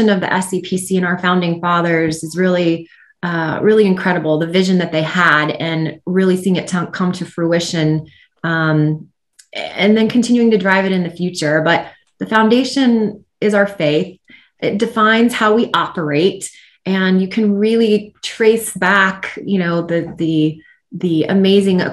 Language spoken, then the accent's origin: English; Central Florida, United States; I grew up in Central Florida as a daughter of a Florida citrus grower